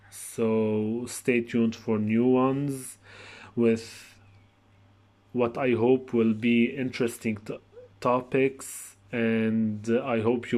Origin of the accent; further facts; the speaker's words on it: Lebanon; I am … from Lebanon. I am 23 years old